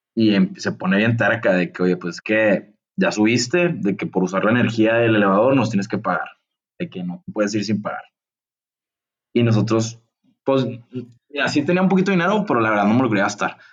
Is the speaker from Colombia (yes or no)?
no; Mexico; soy de México